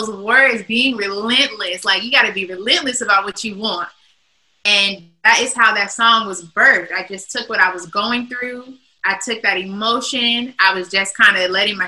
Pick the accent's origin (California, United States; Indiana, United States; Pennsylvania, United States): California, United States; Long Beach; now in Las Vegas, United States; I'm from Long Beach, California, and my family, we all sing